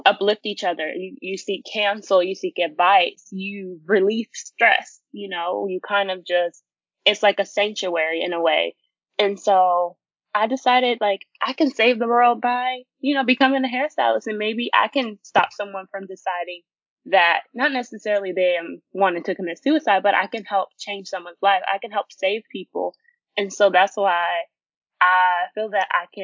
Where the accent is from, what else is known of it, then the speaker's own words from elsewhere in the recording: Sacramento, California, United States; I am a hairstylist from Sacramento, California